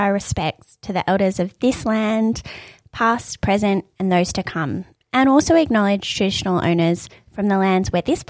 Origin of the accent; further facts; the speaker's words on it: Australia; I'm Iranian-Australian.